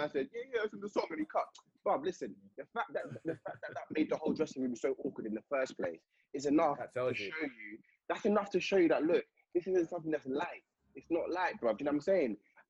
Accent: England, United Kingdom; I may be oblivious to it because I'm from England

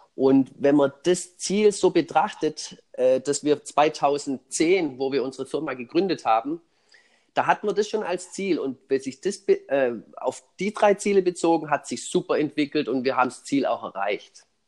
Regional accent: Swabia, Germany; für mich als Schwabe

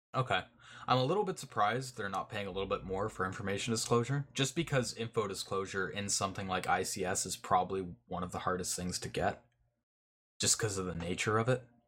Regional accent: Canada; I'm I'm Canadian

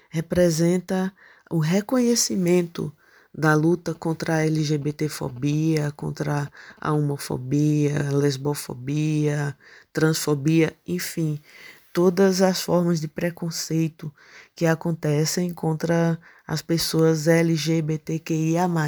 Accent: Serra Talhada, Pernambuco, Brazil; Eu sou de Serra Talhada e tô nesse território já tem muito tempo.

